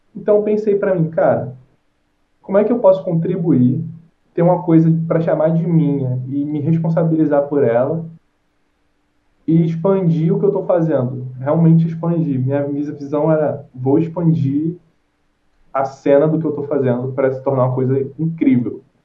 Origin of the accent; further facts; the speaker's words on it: Rio de Janeiro, Brazil; sou do Rio de Janeiro